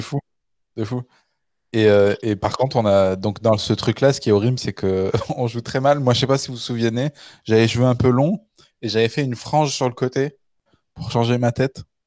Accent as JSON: {"language": "French", "town": "Le Puy-en-Velay", "region": "Auvergne-Rhône-Alpes", "country": "France", "also_born_or_lived": "Canada", "moved": "yes", "lives_now": "Paris, France", "said": "on est de, du Puy-en-Velay."}